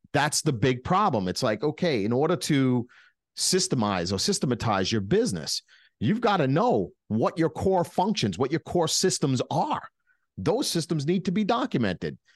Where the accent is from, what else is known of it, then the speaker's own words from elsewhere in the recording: New York, United States; We're from New York.